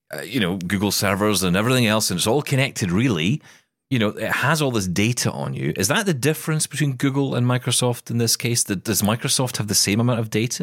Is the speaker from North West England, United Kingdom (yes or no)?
no; Scotland, United Kingdom; I am Scottish